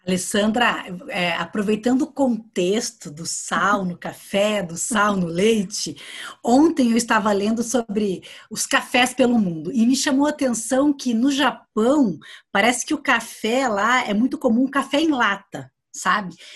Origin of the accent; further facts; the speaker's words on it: Londrina, Paraná, Brazil; moved away as an adult; now in Curitiba, Brazil; que eu sou da região de Londrina. E quando eu me mudei para Curitiba, há quatro anos